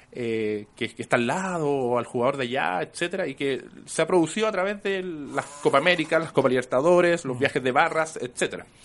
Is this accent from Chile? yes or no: yes; Santiago, Santiago Metropolitan Region, Chile; yo soy de Quinta Normal también